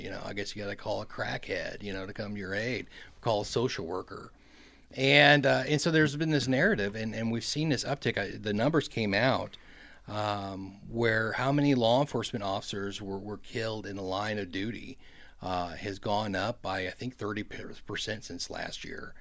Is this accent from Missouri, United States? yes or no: yes; Kansas City, Missouri, United States; my hometown of Kansas City